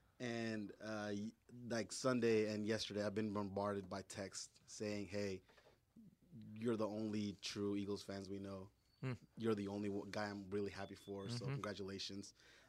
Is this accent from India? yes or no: no; Honduras; I'm from Honduras, Central America. You know, so of course, third world country.